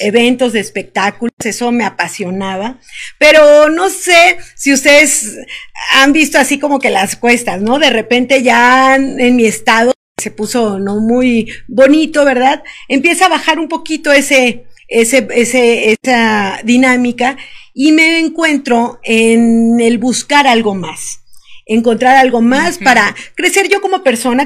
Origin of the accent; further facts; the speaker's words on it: Veracruz, Mexico; moved away as an adult; now in Querétaro, Mexico; Yo soy del estado de Veracruz, veracruzana, y vivo aquí en Querétaro desde hace un año